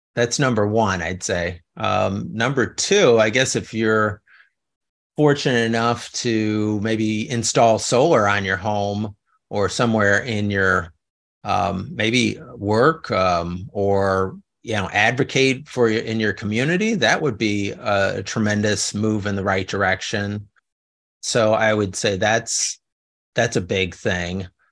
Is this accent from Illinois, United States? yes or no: yes; Chicago, Illinois, United States; moved away as an adult; also born or lived in New Orleans / Los Angeles; now in California, United States; when I was growing up in the South Side